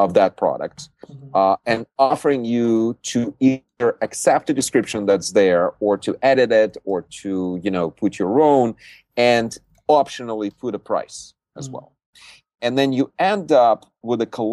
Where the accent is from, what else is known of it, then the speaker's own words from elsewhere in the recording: Siberia, Russia; now in Silicon Valley, United States; I was born in Siberia